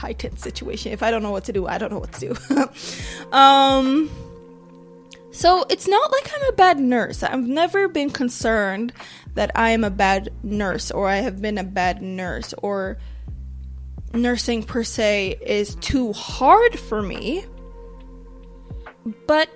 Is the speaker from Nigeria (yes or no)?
yes; Nigeria; But I'm Nigerian.